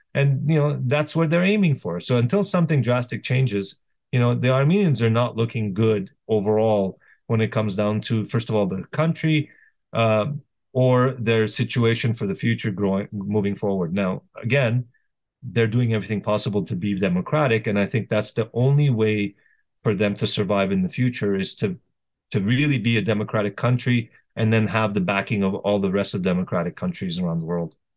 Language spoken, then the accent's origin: English; Canada; also born or lived in Lebanon; now in United States; I was born in Canada.